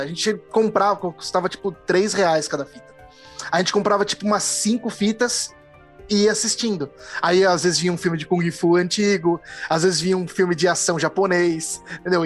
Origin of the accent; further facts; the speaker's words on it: Santa Rita do Passa Quatro, São Paulo, Brazil; moved away; eu vivi muito tempo da minha vida em Santa Rita do Passa Quatro